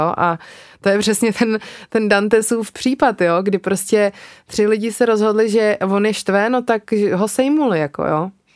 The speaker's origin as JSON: {"language": "Czech", "country": "Czechia", "said": "u nás v Čechách"}